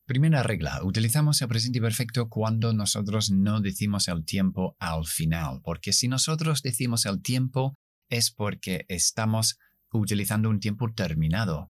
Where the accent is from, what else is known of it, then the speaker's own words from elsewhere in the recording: United Kingdom; accent: non-rhotic British; Spanish is a second language; yo no pronuncio la R al final, soy británico